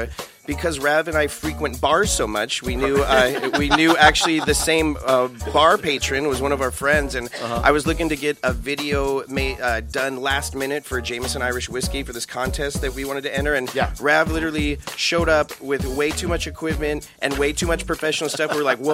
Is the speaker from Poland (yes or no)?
yes; Poland